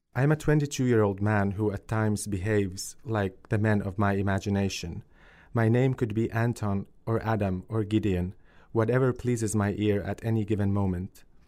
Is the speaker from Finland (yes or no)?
yes; Finland; also born or lived in Kosovo; I grew up in a refugee family in, in Finland and I moved there when I was two years old, so I have no memories of life in Kosovo whatsoever